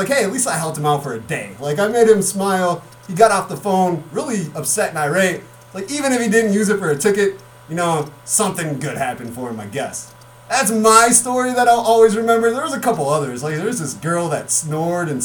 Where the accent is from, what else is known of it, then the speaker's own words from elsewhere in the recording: Mendota, Illinois, United States; we're both from Mendota, Illinois